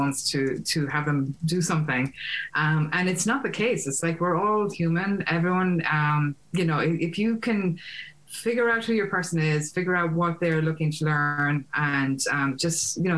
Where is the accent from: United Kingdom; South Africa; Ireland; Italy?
Ireland; now in United States; I'm Irish, I live in the States